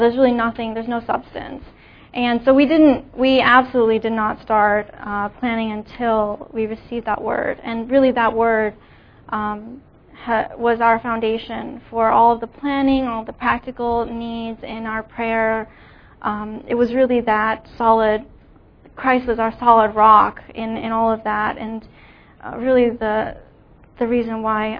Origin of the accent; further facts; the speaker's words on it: New Jersey, United States; I grew up in New Jersey.